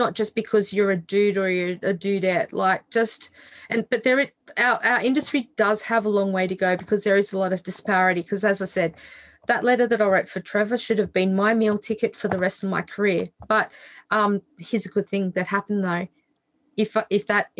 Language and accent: English; Australia; I grew up in Australia where we have this hideous thing that we call the tall poppy syndrome